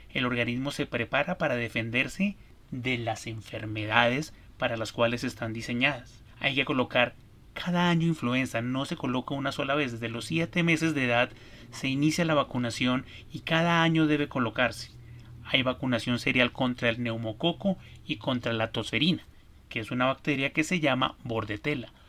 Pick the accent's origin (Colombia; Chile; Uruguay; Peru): Colombia; En mi país, Colombia